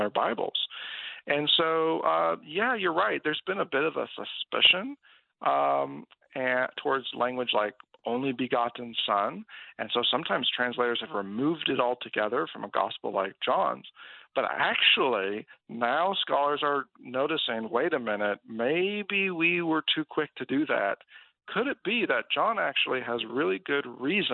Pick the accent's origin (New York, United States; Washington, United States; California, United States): California, United States; now in Kansas City, United States; I'm originally from California, though I live in Kansas City now